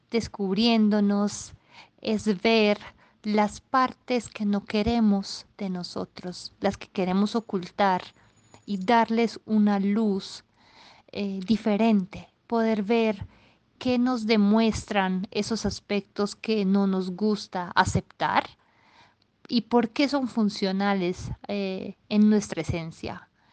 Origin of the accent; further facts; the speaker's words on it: Italy; Spanish is a second language; moved away as an adult; now in Bogotá, Colombia; una italiana eh, que vive en América Latina, por la precisión en Bogotá, desde hace 10 años